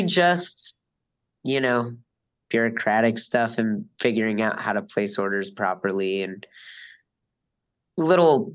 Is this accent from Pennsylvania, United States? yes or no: yes; Scranton, Pennsylvania, United States; now in Wilkes-Barre, United States; I grew up living in Scranton, but I live in Wilkes-Barre now